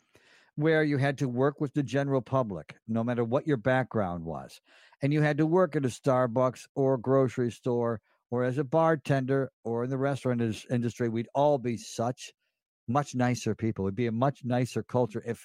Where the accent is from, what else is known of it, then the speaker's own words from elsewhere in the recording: Elmira, New York, United States; when I was a little boy growing up in Elmira, New York